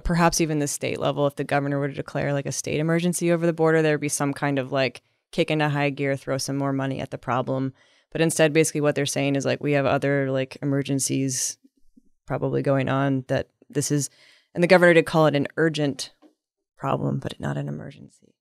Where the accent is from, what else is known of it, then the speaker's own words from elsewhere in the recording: Midwest, United States; now in San Diego, United States; I'm from the Midwest